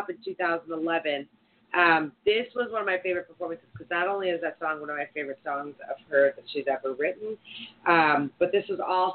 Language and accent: English; East Coast, United States; being from the East Coast